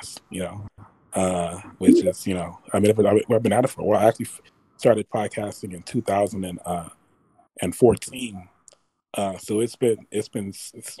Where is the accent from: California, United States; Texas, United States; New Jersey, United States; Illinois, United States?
California, United States; Los Angeles; I'm from Los Angeles, born and raised